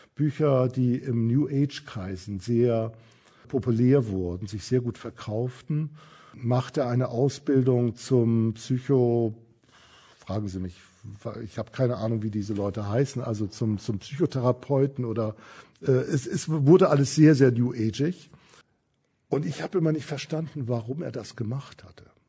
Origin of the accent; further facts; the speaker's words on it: Kiel, Schleswig-Holstein, Germany; Ich komme, wie gesagt, aus Kiel, bin aufgewachsen